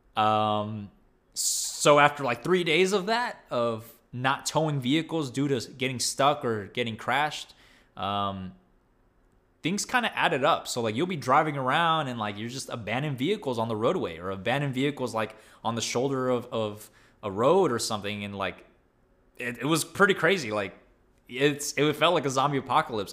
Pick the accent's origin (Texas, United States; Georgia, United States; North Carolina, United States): Texas, United States; as a Texan